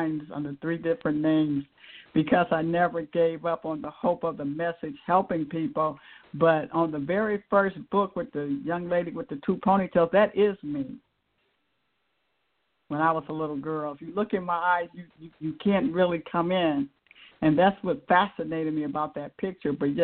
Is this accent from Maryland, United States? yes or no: no; Akron, Ohio, United States; I grew up in Akron, Ohio